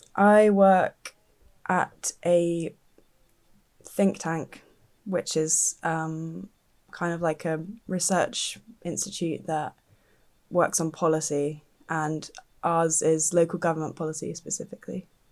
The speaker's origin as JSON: {"language": "English", "area": "Dorset", "region": "South West England", "country": "United Kingdom", "tie": "born or raised there", "moved": "yes", "said": "I grew up in Dorset."}